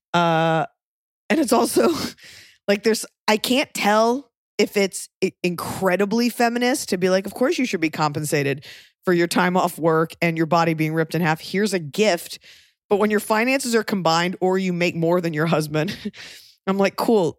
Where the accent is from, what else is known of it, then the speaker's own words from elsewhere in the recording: the South, United States; I'm from the South